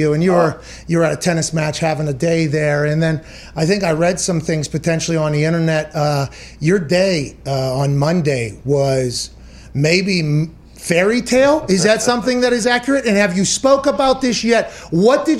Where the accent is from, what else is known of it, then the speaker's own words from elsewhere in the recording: Pittsburgh, Pennsylvania, United States; I'm from Pittsburgh. I talk differently